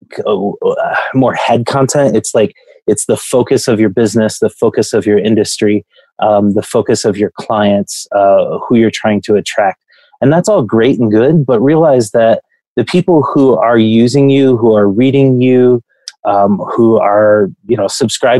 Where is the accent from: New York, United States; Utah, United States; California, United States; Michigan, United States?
Michigan, United States; Grand Rapids; I come from West Michigan. Grand Rapids is where I come from